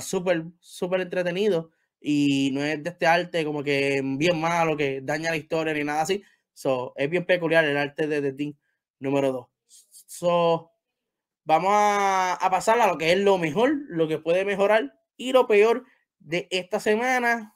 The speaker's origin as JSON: {"language": "Spanish", "country": "Puerto Rico", "said": "Yo soy de Puerto Rico"}